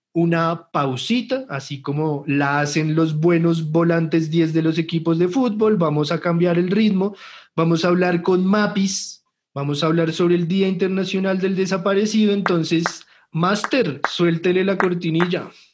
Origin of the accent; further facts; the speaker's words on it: Colombia; nos merecemos tanto vivir acá y vivir bien, porque es nuestro puto país